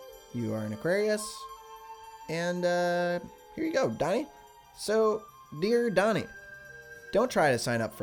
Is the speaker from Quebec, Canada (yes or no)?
no; Vancouver, British Columbia, Canada; we're from Vancouver